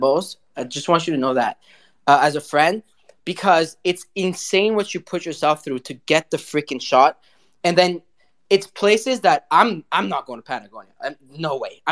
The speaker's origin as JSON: {"language": "English", "town": "Paris", "region": "Île-de-France", "country": "France", "tie": "born or raised there", "moved": "yes", "lives_now": "Montreal, Canada", "said": "I'm a city boy. You know, I was born in Paris, live in Montreal"}